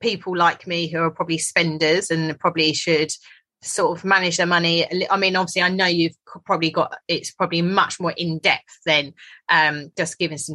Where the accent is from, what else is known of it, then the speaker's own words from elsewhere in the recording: United Kingdom; us being like British